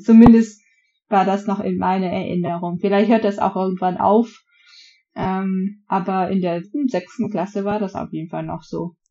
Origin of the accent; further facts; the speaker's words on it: Vietnam; now in Germany; bei uns in Vietnam